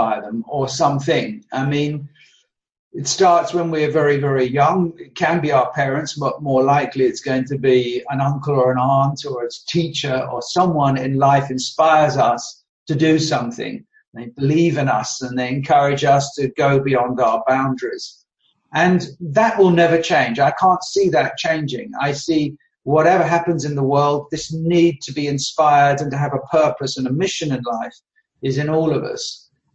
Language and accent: English; London, United Kingdom; moved away as an adult; now in Belgium; I now live in Belgium, but I was brought up in Southeast London